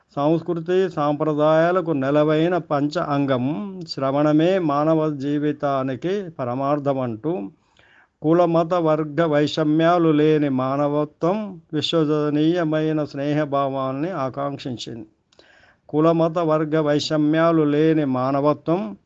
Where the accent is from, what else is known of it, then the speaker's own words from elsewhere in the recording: Jangaon, Telangana, India; మా ఊరు జనగామ